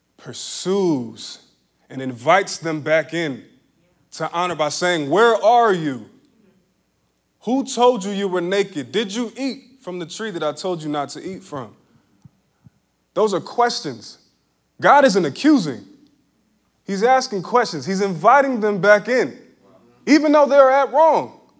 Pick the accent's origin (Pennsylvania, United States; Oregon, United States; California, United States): Pennsylvania, United States; Philadelphia; growing up in Philly